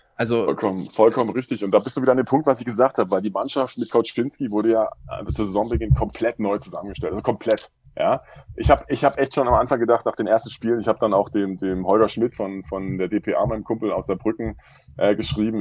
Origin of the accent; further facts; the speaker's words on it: Dresden, Saxony, Germany; accent: Saxon; also born or lived in Starnberg; now in Pullach, Germany; bin Dresdner